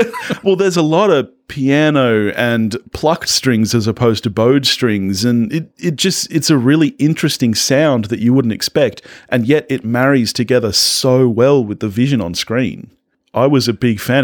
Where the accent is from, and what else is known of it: Australia